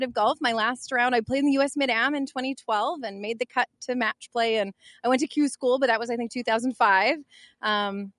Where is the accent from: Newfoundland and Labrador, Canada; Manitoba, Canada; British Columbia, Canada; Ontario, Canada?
Manitoba, Canada; Winnipeg; moved away as an adult; also born or lived in Nebraska / Kansas / North Dakota; I'm a Winnipegger.